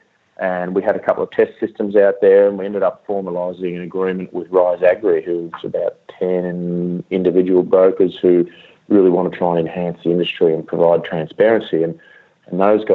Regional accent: Swan Hill, Victoria, Australia; I grew up on a farm just outside Swan Hill

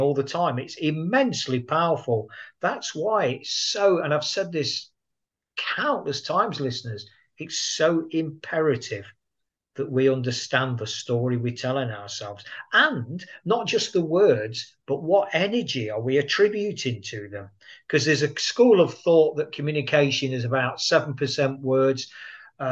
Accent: Nottingham, East Midlands, United Kingdom; my hometown of Nottingham

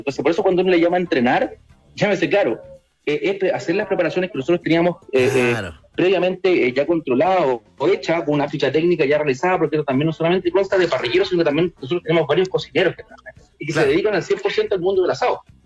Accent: Chile; somos la selección de Chile

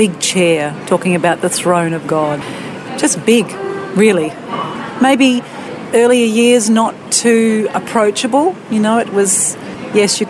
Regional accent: Brisbane, Queensland, Australia; I was born in Brisbane and came up in a big family

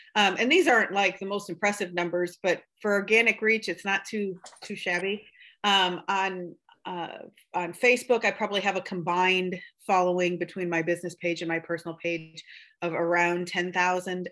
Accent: Buchanan County, Iowa, United States; now in Palo, United States; I am from um, Buchanan County. And when I say that, I mean, I'm pretty sure I've lived in every town in Buchanan County

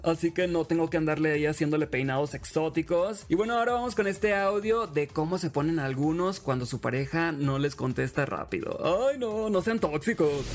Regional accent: Los Mochis, Sinaloa, Mexico; Yo soy de los Mochis, Sinaloa

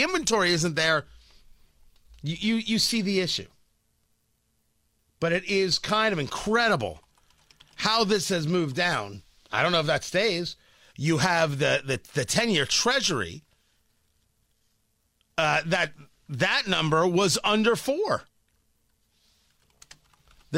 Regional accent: New Jersey, United States; moved away; I'm from Jersey and the Camaro was everywhere. Oh, growing up, the IROC.

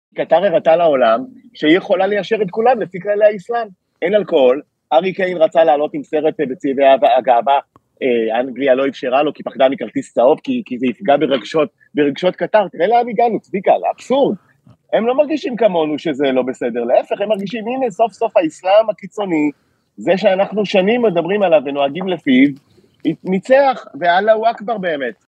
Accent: Israel; קודם כל אני מישראל, ויש לי דרכון ישראלי

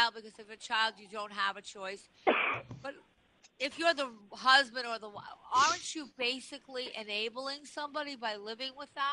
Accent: Long Island, New York, United States; I grew up on Long Island, and Great Neck growing up was my stomping grounds

